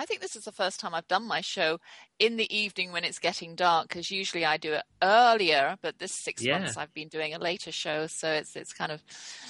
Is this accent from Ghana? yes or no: no; England, United Kingdom; Yes, we are English.